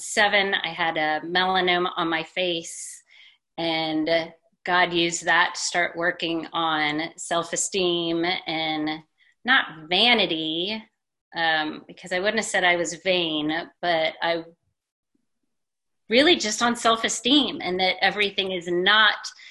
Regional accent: Houston, Texas, United States; Born and raised in Texas, went to college here, got a degree in psychology, went back to Houston where I was raised

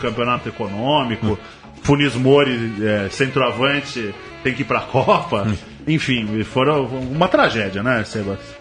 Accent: Argentina; now in São Paulo, Brazil; eu nasci em São Paulo, no Jardim Aeroporto, é, na Zona Sul. Fui morar na Argentina quando criança, com 7, 7 anos

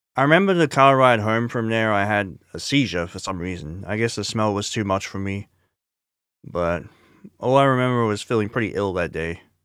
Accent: Scarborough, Queensland, Australia; also born or lived in Kippa-Ring; my first year of Scarborough State School, which I moved to from Kippering State School in two thousand

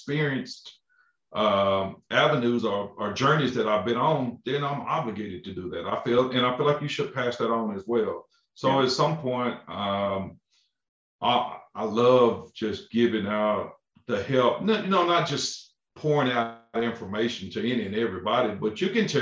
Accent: Crockett, Texas, United States; also born or lived in Lufkin, Texas; I'm originally from Crockett, Texas

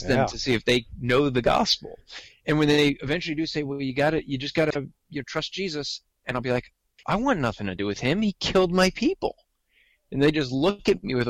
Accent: New Jersey, United States; accent: New Jersey; I'm from New Jersey, as you said. I grew up in a Jewish household, have lived in New Jersey all my life

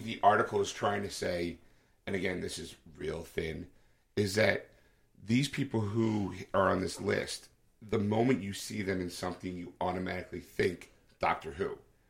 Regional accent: United States; being American

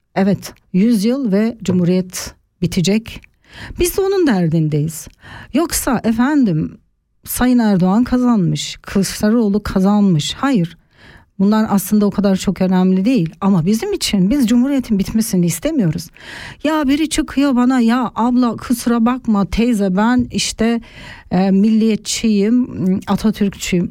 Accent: Turkey; moved away as an adult; now in Switzerland; Ben 30 yaşına kadar Türkiye'de büyüdüm, Türkiye'de yaşadım

